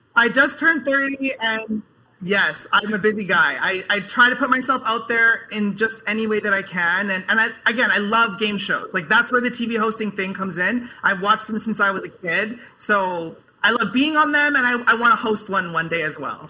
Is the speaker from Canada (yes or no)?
yes; Canada; I'm from, I'm from Canada.